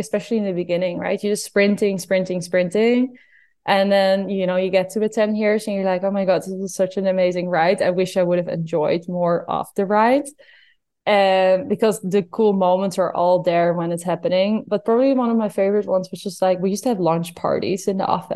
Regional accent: Netherlands; I'm from Holland

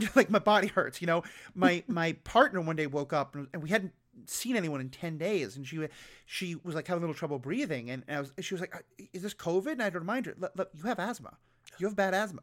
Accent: New York City, New York, United States; I grew up on Manhattan in New York City

